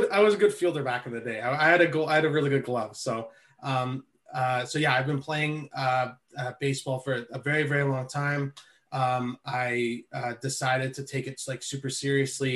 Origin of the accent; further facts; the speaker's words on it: Toronto, Ontario, Canada; also born or lived in Ohio; I ended up going back to the place I started training at, the baseball development group down in Scarborough